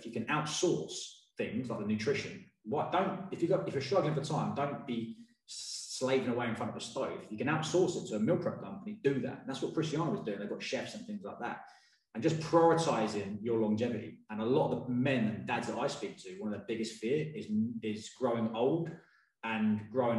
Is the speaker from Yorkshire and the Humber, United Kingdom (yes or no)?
no; Watford, East of England, United Kingdom; I'm from Watford